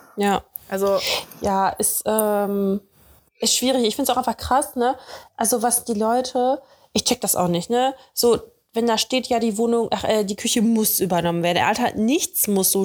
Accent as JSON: {"language": "German", "town": "Dortmund", "region": "North Rhine-Westphalia", "country": "Germany", "tie": "born or raised there", "moved": "yes", "lives_now": "Cologne, Germany", "said": "in Dortmund, in meiner Heimat"}